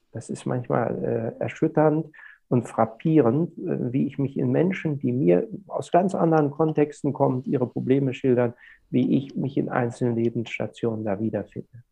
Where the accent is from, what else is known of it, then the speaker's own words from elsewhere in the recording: Germany; now in Lübeck, Germany; in meiner Heimat, dem Weserbergland, wo ich auch dann meine freie Zeit sehr oft verbringe, wenn ich nicht in Lübeck bin